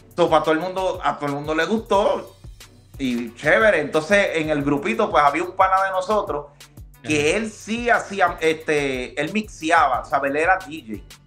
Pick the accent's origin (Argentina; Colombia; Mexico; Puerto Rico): Puerto Rico; moved away as an adult; also born or lived in Dominican Republic; now in United States; Yo soy dominicano. Ah, yo nací, nací en la República Dominicana y como a los ocho años de edad, pues me mudé con mi papá para Puerto Rico y de los ocho años, pues siempre viví mi vida en Puerto Rico